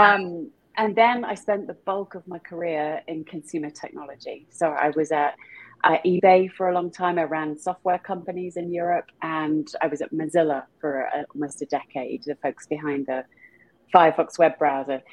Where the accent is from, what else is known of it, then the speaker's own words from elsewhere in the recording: small town near Stratford-upon-Avon, middle of England, West Midlands, United Kingdom; accent: British; moved away; also born or lived in London; I was born in a very small town in the middle of England, not far away from where Shakespeare was born